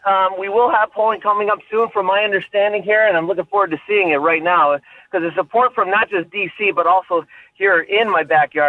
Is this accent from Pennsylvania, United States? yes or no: yes; Lackawanna County, Pennsylvania, United States; the county I grew up in Lackawanna County